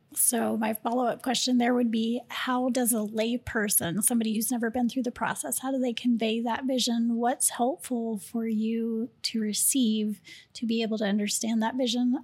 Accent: Houston, Texas, United States; moved away; I'm from Houston

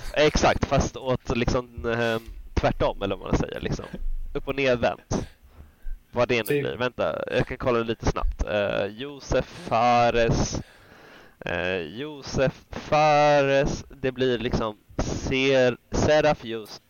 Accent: Sweden; som svenskar

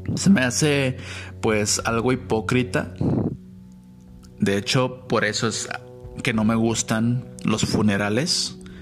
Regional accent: Guadalajara, Jalisco, Mexico; moved away as an adult; also born or lived in Mexico City; yo respondí que era de Guadalajara

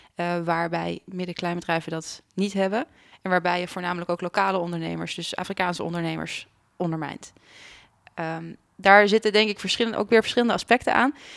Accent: Netherlands; also born or lived in Leuven, Belgium; als Nederlander zegt dat je Frans spreekt

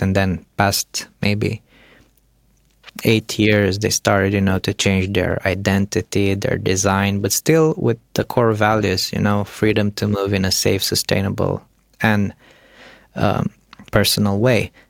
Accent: Romania; moved away; I come from Romania

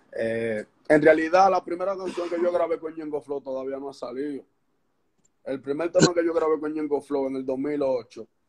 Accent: Santo Domingo Este, Distrito Nacional, Dominican Republic; Yo soy de Santo Domingo, Los Minas, barrio Puerto Rico de Los Minas.

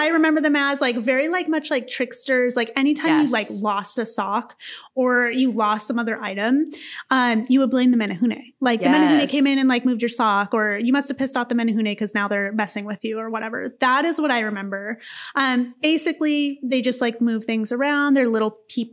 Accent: Maui, Hawaii, United States; moved away; we're from Maui

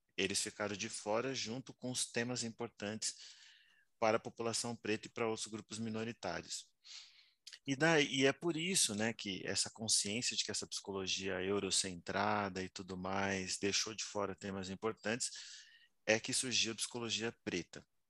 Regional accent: São Paulo, Brazil; eu sou nascido em São Paulo, na Vila Nova Cachoeirinha

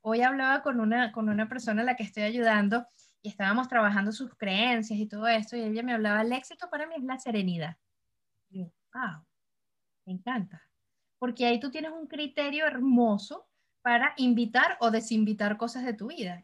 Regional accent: Caracas, Capital District, Venezuela; moved away as an adult; now in Montreal, Canada; Yo vengo del trópico del Caribe, vengo de Caracas, Venezuela

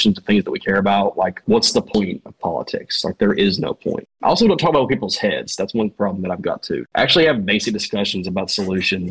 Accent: the South, United States; accent: Southern; I'm from the South and they hear my accent

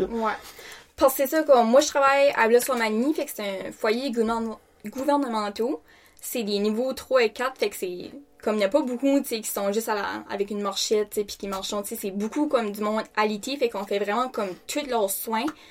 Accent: Canada; j'ai 21 ans, puis je viens de Rebordville.

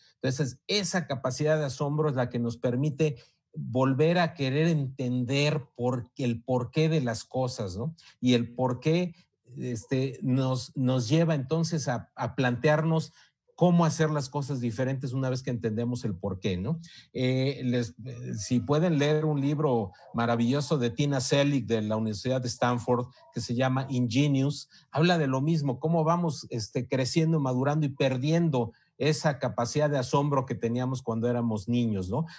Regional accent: Mexico; en, en México

